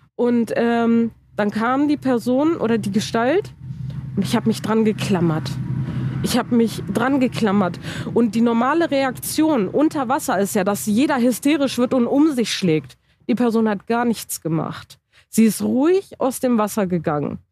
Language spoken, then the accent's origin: German; Germany; Ich bin in Deutschland geboren